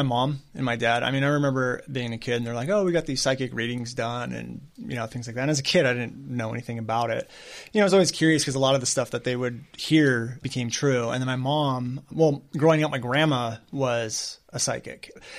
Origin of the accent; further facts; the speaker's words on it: Newport Beach, California, United States; born there; I was born in Newport Beach.